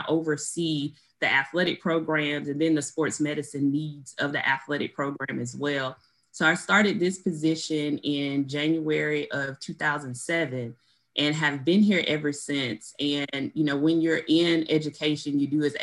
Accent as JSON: {"language": "English", "town": "Albany", "region": "Georgia", "country": "United States", "said": "I am originally from Albany, Georgia"}